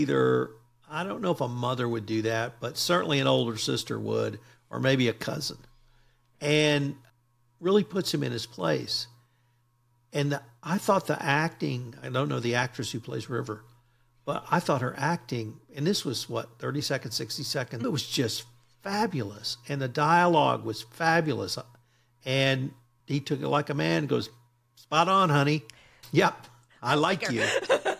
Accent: Texas, United States; I'm a Texan

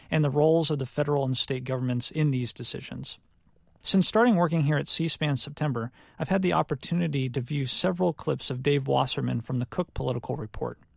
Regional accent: Ohio, United States; moved away as an adult; now in South Carolina, United States; my high school and college years growing up in Ohio.

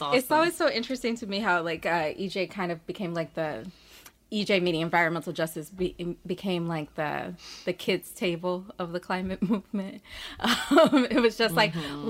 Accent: Birmingham, Alabama, United States; also born or lived in Port Gibson, Mississippi / Harlem, New York; now in New York, United States; I am originally from Birmingham, Alabama, by way of Port Gibson, Mississippi, and I live

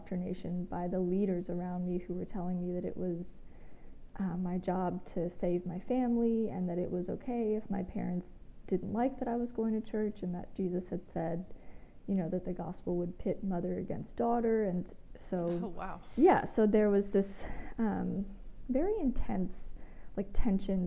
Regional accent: Georgia, United States; moved away as an adult; also born or lived in Australia; now in Huntsville, United States; I live in Huntsville, Alabama. I'm originally from Georgia, spent some time living abroad in Australia

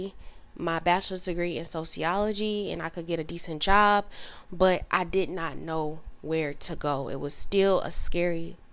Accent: Southern Illinois, United States; moved away as an adult; also born or lived in Dallas area, Texas; now in Dallas, United States; I moved from my hometown, which is in Illinois, Southern Illinois specifically, and then I ended up moving to Texas, like the Dallas area

